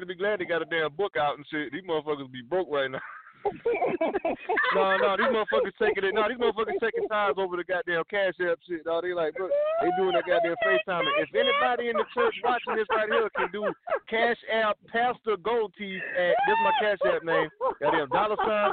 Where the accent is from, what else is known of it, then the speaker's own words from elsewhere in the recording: the South, United States; I'm from the South